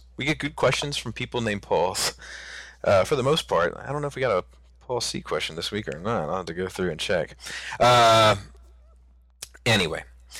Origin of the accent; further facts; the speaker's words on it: New Zealand; accent: New Zealand; You probably couldn't hear it through my New Zealand accent.